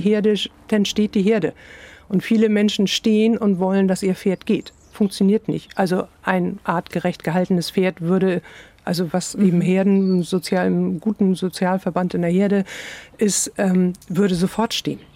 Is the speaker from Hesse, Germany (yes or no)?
no; Hamburg, Germany; moved away; also born or lived in Iceland; ich komme aus Hamburg